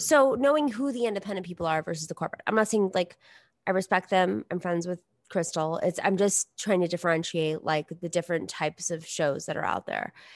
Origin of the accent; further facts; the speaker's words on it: New York, United States; I grew up in New York. I, like, w, straight up grew up in New York. Like, I'm a New Yorker